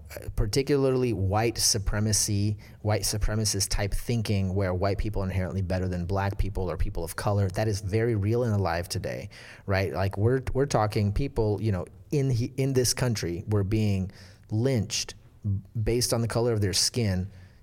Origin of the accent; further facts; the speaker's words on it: Russia; It's because we came from Soviet Russia, which did not value these things.